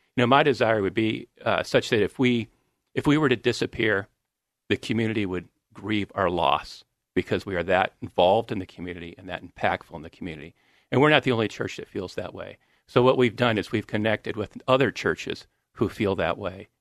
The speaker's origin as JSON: {"language": "English", "town": "Grand Blanc", "region": "Michigan", "country": "United States", "tie": "born or raised there", "moved": "yes", "said": "where I grew up is in, uh, Michigan, Grand Blanc, Michigan."}